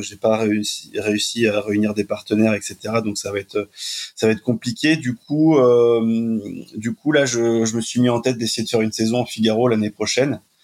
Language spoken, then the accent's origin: French; Brittany, France; je suis breton